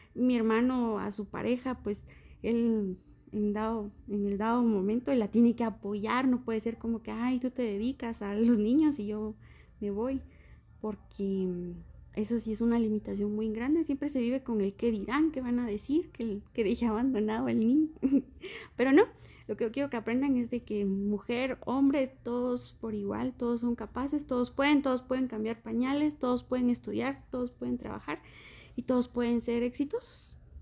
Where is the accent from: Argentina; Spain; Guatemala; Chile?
Guatemala; Quetzaltenango; Nosotros somos de aquí, de Shela